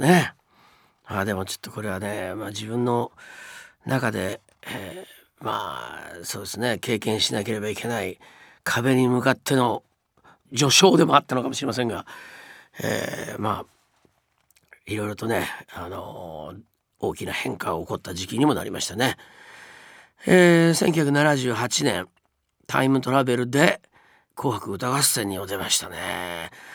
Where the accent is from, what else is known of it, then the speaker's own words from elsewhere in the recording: Japan; moved away as an adult; also born or lived in United States; 日本に住んで生まれ育ってきて